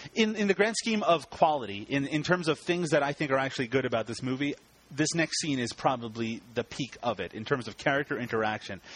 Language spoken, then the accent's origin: English; Canada; I'm Canadian